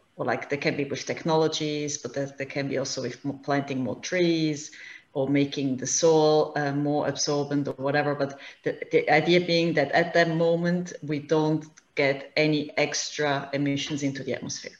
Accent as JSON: {"language": "English", "country": "Switzerland", "moved": "as an adult", "lives_now": "Hingham, United States", "said": "I'm originally from Switzerland um, and moved to the US two and a half years ago with my family."}